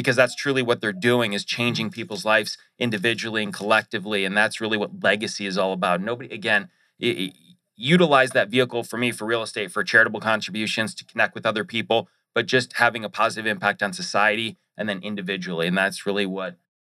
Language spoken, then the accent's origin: English; Detroit, Michigan, United States; moved away as an adult; now in Arizona, United States; I'm from Detroit, as the shirt says, originally. Got to keep my roots